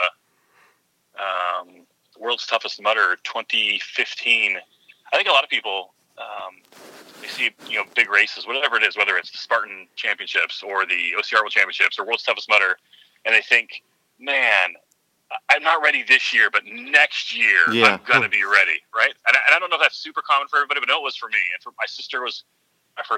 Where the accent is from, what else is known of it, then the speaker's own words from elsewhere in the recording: San Diego, California, United States; I hail from San Diego.